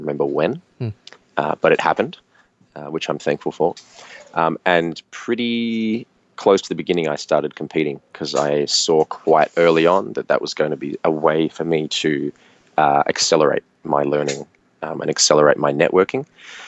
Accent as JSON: {"language": "English", "area": "near Sydney", "region": "New South Wales", "country": "Australia", "tie": "born or raised there", "said": "I grew up near Sydney, so mm-hmm. I was in that state."}